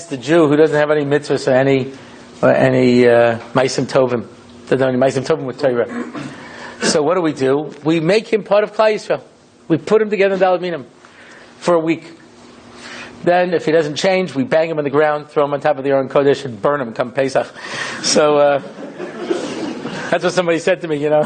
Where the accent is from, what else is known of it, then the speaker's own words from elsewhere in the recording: Long Island, New York, United States; moved away as an adult; now in Jerusalem, Israel; I grew up in Long Island.